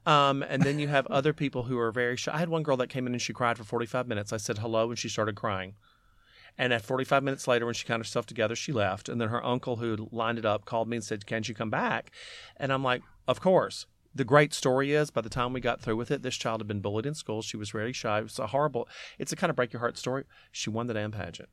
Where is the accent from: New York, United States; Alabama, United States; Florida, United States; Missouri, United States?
Alabama, United States; growing up in Alabama